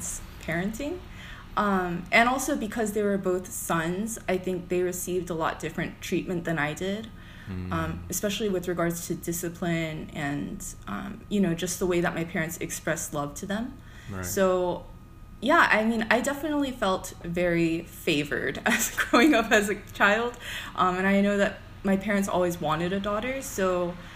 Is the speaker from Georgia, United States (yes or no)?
yes; Duluth, Georgia, United States; moved away as an adult; also born or lived in Chicago; I was born, raised, and educated in Atlanta, or in Georgia, I guess, in Koreatown area, so Duluth